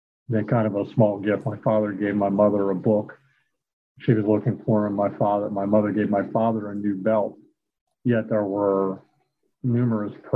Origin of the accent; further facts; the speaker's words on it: Wilmington, Delaware, United States; I grew up in Wilmington, Delaware